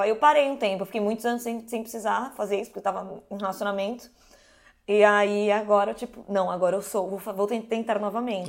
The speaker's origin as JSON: {"language": "Portuguese", "country": "Brazil", "said": "eu sou aqui do Brasil, entendeu? Zona Norte, Zona Forte"}